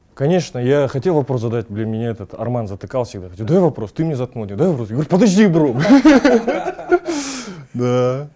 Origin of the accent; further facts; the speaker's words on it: Kazakhstan; У нас почему-то в Казахстане принято вот так